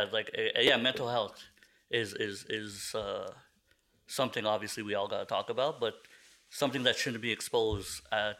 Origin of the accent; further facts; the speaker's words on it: Philippines; I'm Filipino.